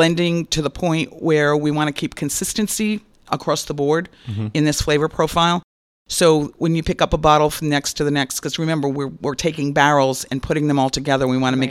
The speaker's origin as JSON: {"language": "English", "region": "Rhode Island", "country": "United States", "moved": "yes", "lives_now": "Florida, United States", "said": "everybody knows that I'm from Rhode Island, so I have to really kind of slow my roll when I came to Florida."}